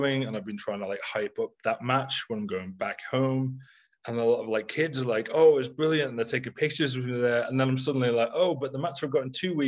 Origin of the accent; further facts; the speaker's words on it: Isle of Man; moved away; in my hometown on the Isle of Man